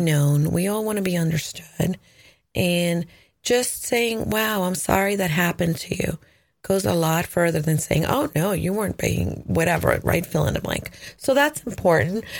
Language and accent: English; El Salvador; English is a second language; moved away; I was born in El Salvador. My dad is American, so he would, you know, speak to us in English